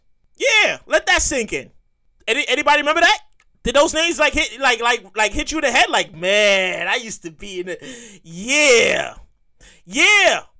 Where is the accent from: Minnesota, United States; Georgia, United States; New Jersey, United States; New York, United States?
New York, United States; I'm born and raised in New York.